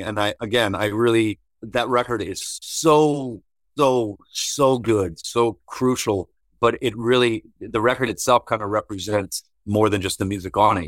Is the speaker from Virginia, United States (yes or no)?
yes; Virginia, United States; moved away as an adult; also born or lived in Georgia; when I first moved to Georgia in 2000, he was a friend of mine from growing up in Virginia